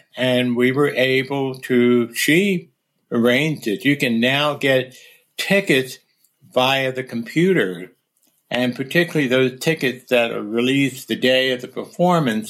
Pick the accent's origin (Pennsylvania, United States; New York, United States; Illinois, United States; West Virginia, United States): Pennsylvania, United States; near suburbs of Philadelphia; moved away; near my hometown